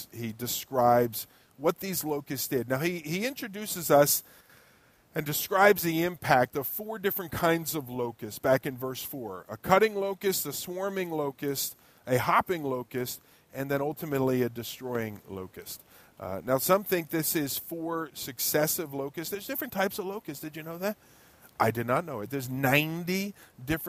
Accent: United States; also born or lived in Ewing, New Jersey; as an American, and maybe a naive American that I happen to be

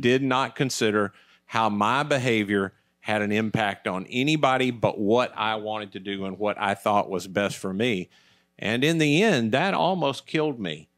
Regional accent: United States; I was from America

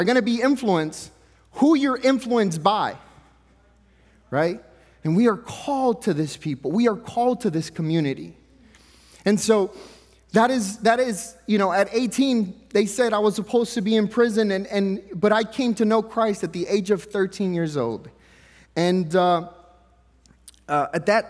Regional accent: Mexico; now in United States; we were poor growing up, and I was born in Mexico, and it's not like you get assistance in Mexico, like, you're on your own. And so growing up poor and then coming to the United States

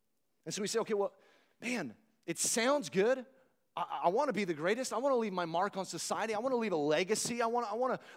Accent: United States; an American citizen

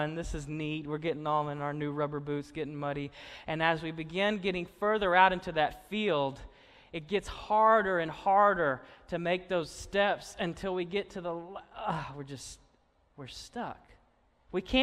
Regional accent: Austin, Arkansas, United States; I grew up in Austin, Arkansas, just, you know, a few miles north up the road and past Cabot.

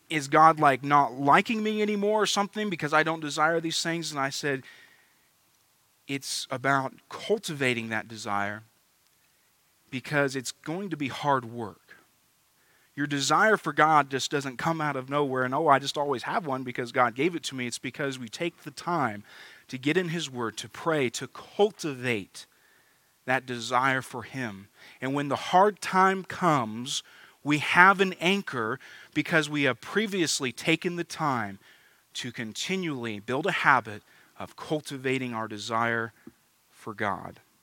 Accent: United States; as American Christians

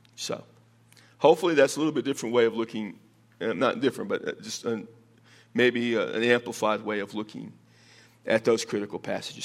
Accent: Texas, United States; now in Las Cruces, United States; I'm from Texas

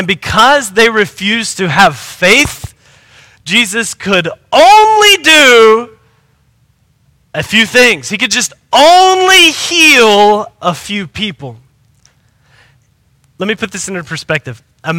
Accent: United States; we as an American group of Christians especially

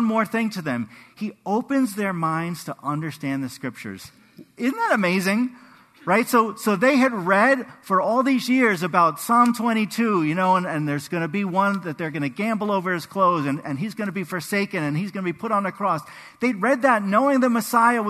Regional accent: New York, United States; We grew up in New York

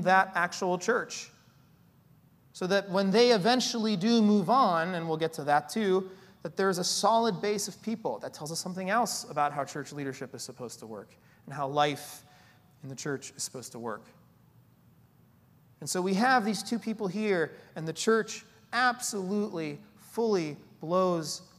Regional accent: United States; we're Americans, because we're from America

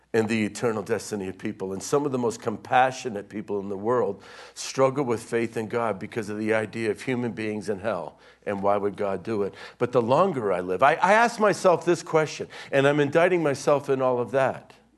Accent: Pennsylvania, United States; I grew up in Pennsylvania where the parking lot of our high school was filled with trucks with gun racks

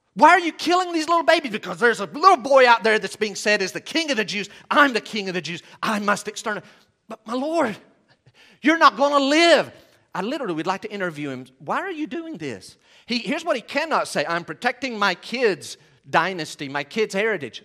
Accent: Western North Carolina, United States; we're from Western North Carolina

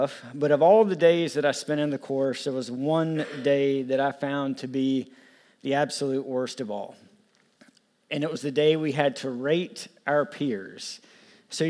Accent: the South, near Florence, South Carolina, United States; I grew up in the South

